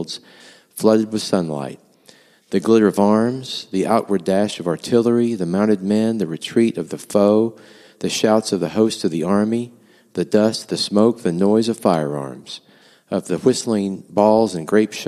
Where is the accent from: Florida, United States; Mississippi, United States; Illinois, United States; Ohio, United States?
Mississippi, United States; I grew up in Mississippi in the 1970s and 80s